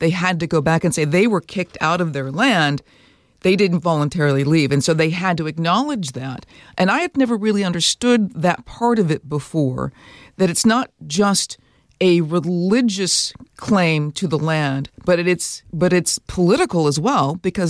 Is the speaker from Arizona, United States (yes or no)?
no; Minnesota, United States; I'm from Minnesota